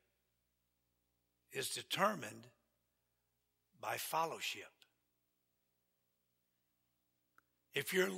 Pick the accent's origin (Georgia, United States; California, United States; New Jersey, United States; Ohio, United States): Georgia, United States; I'm from Georgia